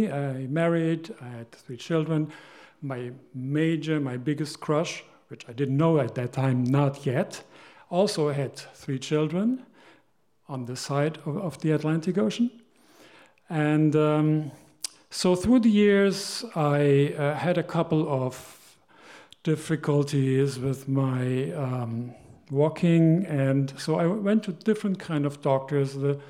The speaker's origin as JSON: {"language": "English", "country": "Germany", "tie": "born or raised there", "said": "I grew up in Germany, and she grew up here."}